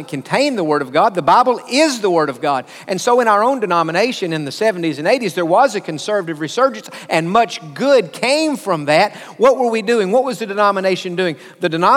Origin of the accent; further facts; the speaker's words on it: United States; I'm from America, because I'm proud of to be an American, because I've lived here most all of my life